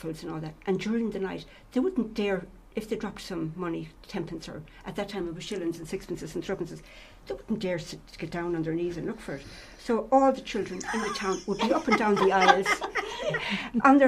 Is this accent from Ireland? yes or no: yes; Roscommon, Connacht, Ireland; I'm from Roscommon, right? So when I went to college, I met Noel, my husband, and we married and we came back to Roscommon